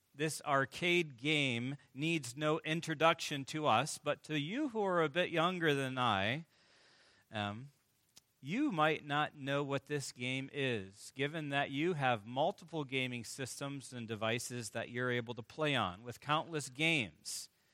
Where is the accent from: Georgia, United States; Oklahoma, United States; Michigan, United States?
Michigan, United States; I hail from Michigan